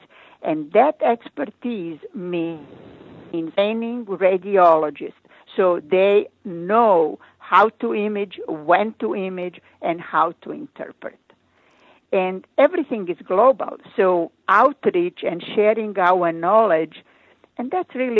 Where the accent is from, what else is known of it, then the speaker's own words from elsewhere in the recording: Croatia; English is a second language; moved away as an adult; now in United States; I started my residency in my home country, Croatia